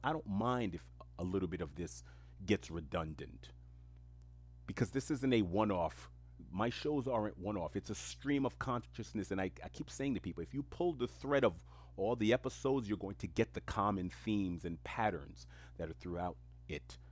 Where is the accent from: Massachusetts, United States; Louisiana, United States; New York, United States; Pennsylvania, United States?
New York, United States; New York City; English is a second language; I grew up in the most diverse community on earth, which is Queens, New York